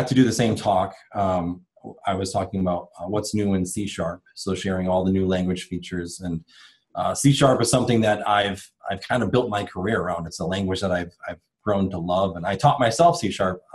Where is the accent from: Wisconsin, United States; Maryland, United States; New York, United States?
Wisconsin, United States; I'm from Wisconsin